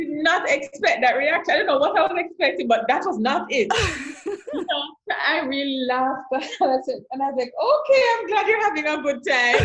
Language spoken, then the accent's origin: English; Jamaica; moved away as an adult; now in Eastern Caribbean; growing up in Jamaica